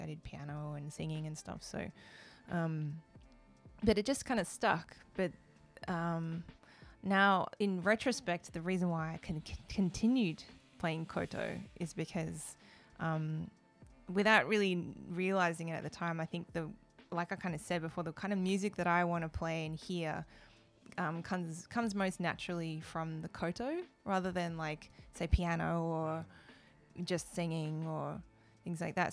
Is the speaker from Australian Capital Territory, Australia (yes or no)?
no; Melbourne, Victoria, Australia; moved away as an adult; now in Japan; I grew up, I was born in Australia, in Melbourne